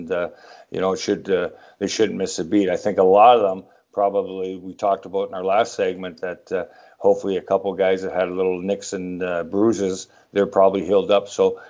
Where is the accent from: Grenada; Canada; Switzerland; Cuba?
Canada; Oshawa, Ontario; moved away; I'm from Oshawa.